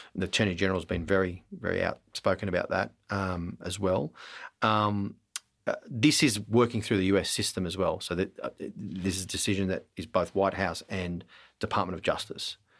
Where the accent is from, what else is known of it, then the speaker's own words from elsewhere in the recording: Melbourne, Victoria, Australia; I was born in Melbourne